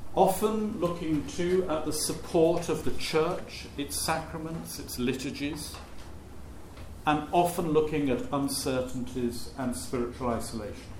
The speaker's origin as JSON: {"language": "English", "town": "Shrewsbury", "region": "West Midlands", "country": "United Kingdom", "tie": "born or raised there", "said": "where I was brought up in Shrewsbury"}